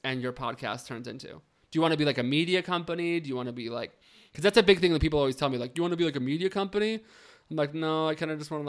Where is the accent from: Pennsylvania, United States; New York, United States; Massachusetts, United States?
New York, United States; as a New Yorker